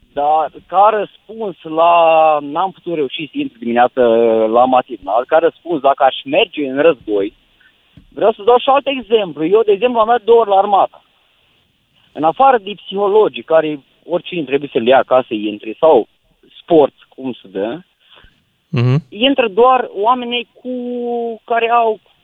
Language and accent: Romanian; Câmpulung Moldovenesc, Suceava County, Romania; eu sunt din Bucovina, am 100 km la Cernăuț